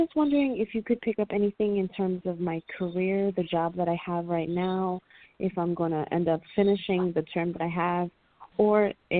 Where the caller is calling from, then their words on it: Puerto Rico; I'm calling from Puerto Rico.